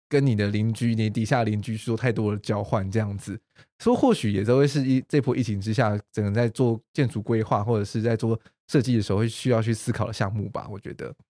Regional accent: Taiwan; 我们台湾人就还是比较就是害羞内敛一点点

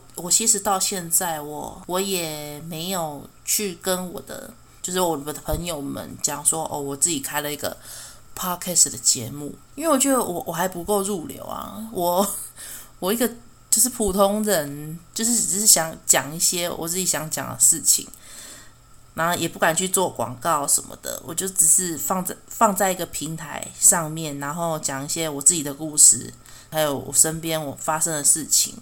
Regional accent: Taiwan; 身为台湾人

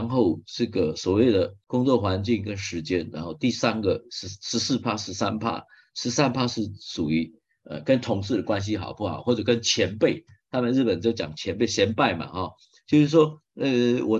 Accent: Taiwan; 像基本上日本也好，或者我们台湾人也好，我们都是属于勤奋的工作者

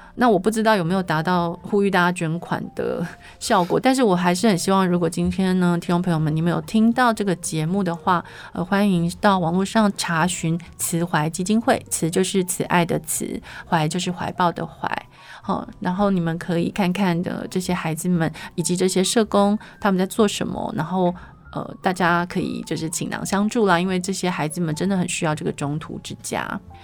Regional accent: Yilan County, Taiwan; 依然是我的故乡

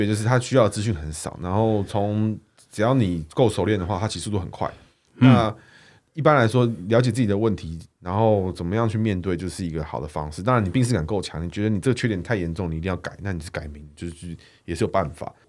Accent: Chiayi, Chiayi County, Taiwan; 火鸡。那个我们嘉义那边会涉猎。

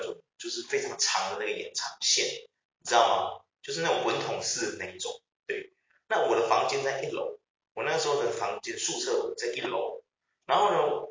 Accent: Taiwan; 我们台湾人

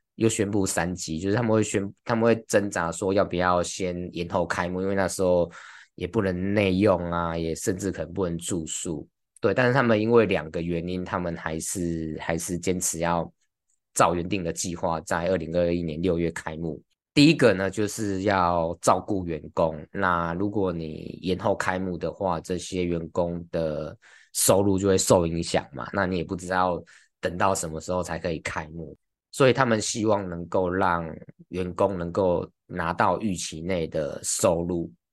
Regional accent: Taiwan; 我们台湾人

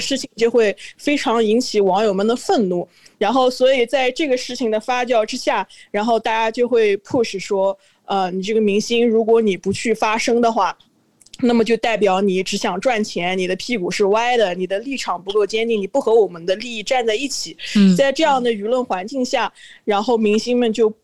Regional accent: China; moved away; 我是内，内地来的人

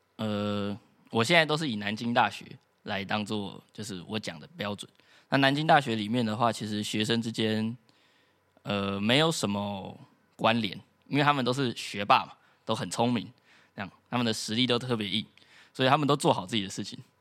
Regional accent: Taiwan; 我们台湾人在课堂上不敢乱讲话

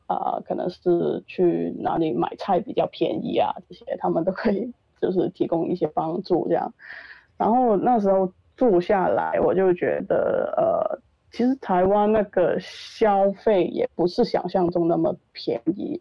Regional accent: Hong Kong; moved away as an adult; also born or lived in Taiwan; 我是一个香港来到了台湾

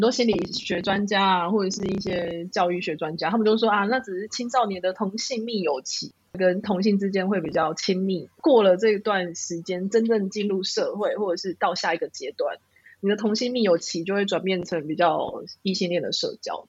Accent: southern Taiwan, Taiwan; 我是在南部的校园成长

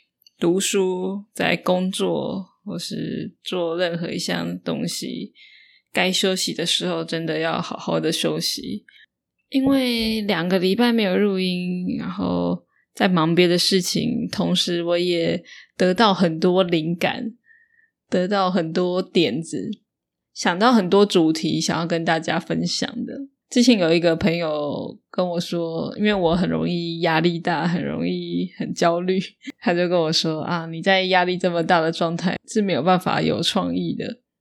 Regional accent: northern Taiwan, Taiwan; 像我是北部人。那台北就很多人不会说台语，大部分的年轻人是不会说台语的。那我自己的话，我的爸妈是说台语的，跟小孩子说话的话，就会台语跟华

